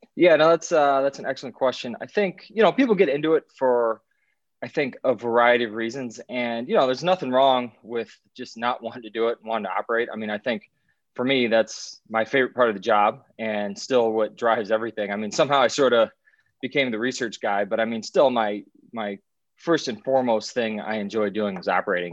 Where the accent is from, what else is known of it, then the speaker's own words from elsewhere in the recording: Iowa, United States; moved away as an adult; also born or lived in Alexandria, Virginia; now in Chicago, United States; I'm from Iowa originally